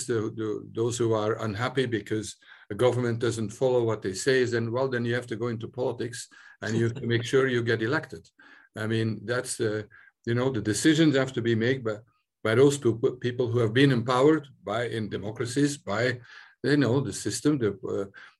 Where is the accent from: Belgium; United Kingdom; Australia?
Belgium; now in Ireland; I'm originally from Belgium